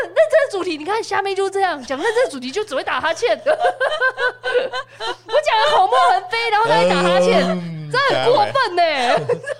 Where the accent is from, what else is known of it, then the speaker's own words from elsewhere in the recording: Taiwan; 我们台湾人